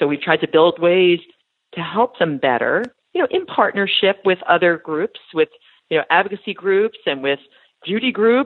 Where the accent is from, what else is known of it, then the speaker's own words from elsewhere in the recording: Long Island, New York, United States; moved away as an adult; now in Boston, United States; I grew up on Long Island